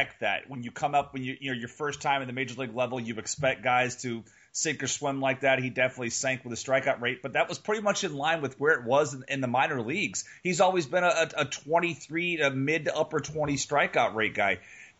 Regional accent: Houston, Texas, United States; this is my childhood team. I grew up in Houston

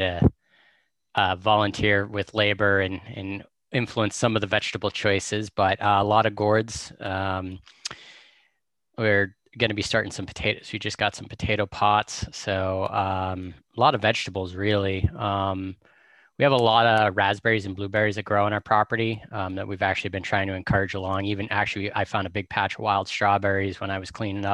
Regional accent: North Andover, Massachusetts, United States; now in New Hampshire, United States; I grew up just outside of Boston

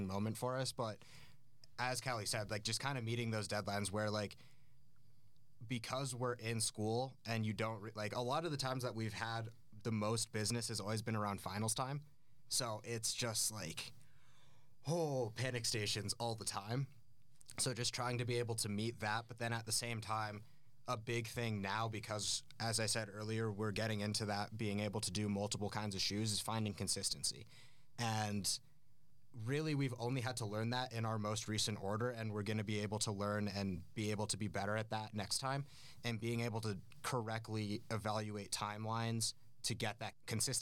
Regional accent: Aspen, Colorado, United States; now in Denver, United States; I grew up in Aspen, Colorado

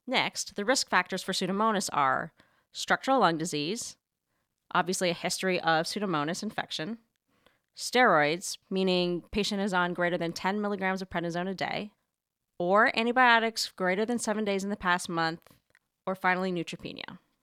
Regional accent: Canada; moved away as an adult; now in New York City, United States; growing up in Canada, my mom would send me to school every single day

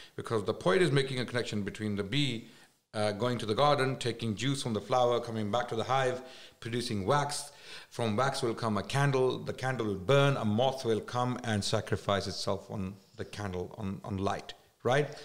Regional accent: Islamabad, Islamabad Capital Territory, Pakistan; moved away; I was raised in mainly in Islamabad the capital

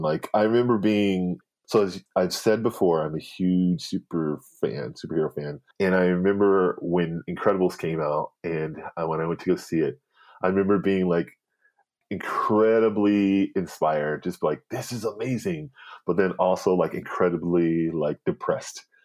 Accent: Denver, Colorado, United States; moved away; also born or lived in Boulder, Colorado; I grew up in Denver

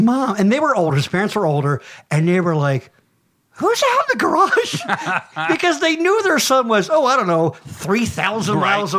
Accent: Boyertown, Pennsylvania, United States; we grew up in Boyertown. That's right. The heart of Berks County, I like to think.

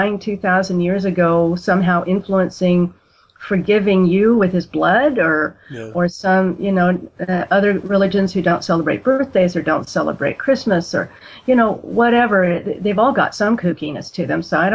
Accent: San Diego, California, United States; also born or lived in Idaho; I was born in San Diego, California. I've spent most of my life in California, actually, except for 4 years as a child in Idaho.

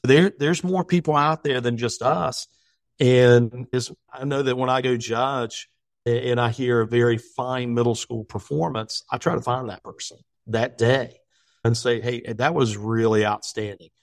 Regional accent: West Virginia, United States; now in Virginia, United States; me being from West Virginia. I wanted to make sure that people from Virginia knew that I was from West Virginia University

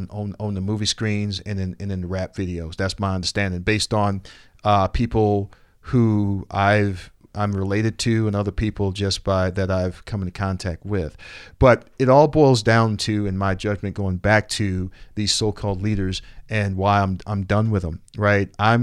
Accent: Roseland, Illinois, United States; But I grew up also in Roseland. I grew up working in what they call, I guess, a nuclear family.

